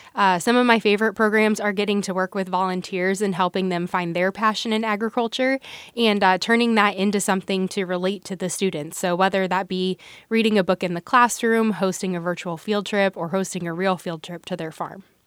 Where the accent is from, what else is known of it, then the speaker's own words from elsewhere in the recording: Nebraska, United States; My journey with agriculture began, um, in the town of Tape Rock. So I grew up there